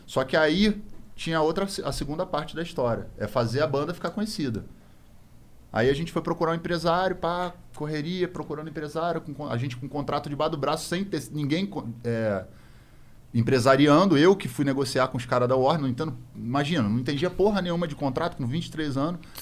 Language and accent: Portuguese; Rio de Janeiro, Brazil; a gente é do Rio de Janeiro